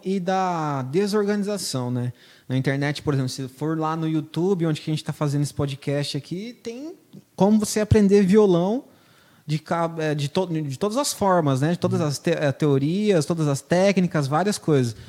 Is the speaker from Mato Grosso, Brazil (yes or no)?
yes; Lucas do Rio Verde, Mato Grosso, Brazil; also born or lived in Ponta Porã, Mato Grosso do Sul; faz muito tempo que eu moro aqui em Lucas, né? Eu nasci em Ponta Porã, mas, igual eu falei, vim em 98, estudei aqui minha vida toda nas escolas públicas aqui.